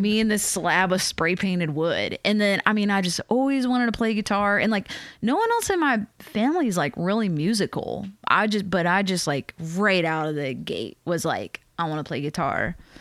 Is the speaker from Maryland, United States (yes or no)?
no; Matthews, North Carolina, United States; moved away as an adult; also born or lived in Richmond, Virginia / West Coast; I'm from the South. Like, I grew up in North Carolina, and then next I lived in Virginia, in Richmond